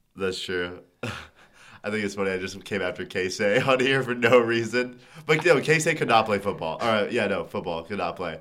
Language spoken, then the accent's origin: English; Dallas, Texas, United States; moved away as an adult; now in Lincoln, United States; I'm from Dallas